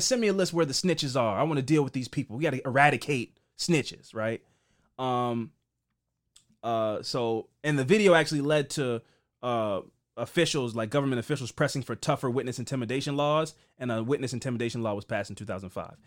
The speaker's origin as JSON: {"language": "English", "town": "Baltimore", "region": "Maryland", "country": "United States", "tie": "born or raised there", "said": "growing up in Baltimore"}